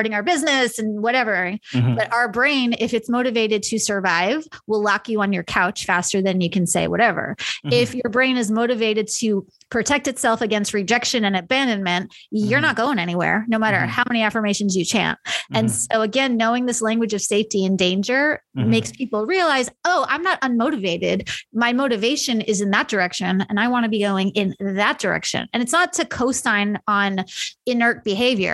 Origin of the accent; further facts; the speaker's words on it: New York, United States; now in Kansas City, United States; I grew up in New York